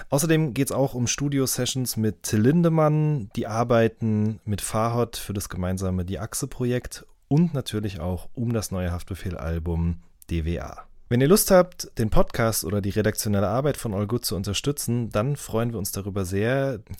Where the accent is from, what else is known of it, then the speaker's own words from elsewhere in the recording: Cologne, North Rhine-Westphalia, Germany; Ich bin ja gebürtiger Kölner.